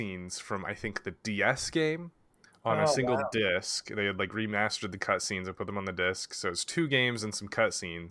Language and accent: English; Oregon, United States; As an Oregonian